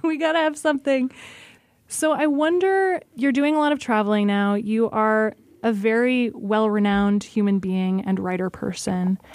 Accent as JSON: {"language": "English", "region": "Alaska", "country": "United States", "tie": "born or raised there", "said": "I grew up in Alaska"}